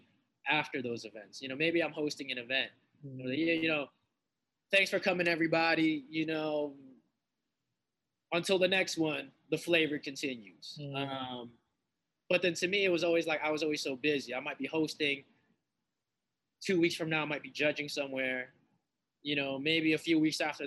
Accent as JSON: {"language": "English", "town": "Lynn", "region": "Massachusetts", "country": "United States", "tie": "born or raised there", "said": "my own grassroots project I dedicated to my hometown is called Entering Shaolin. I'm from Massachusetts"}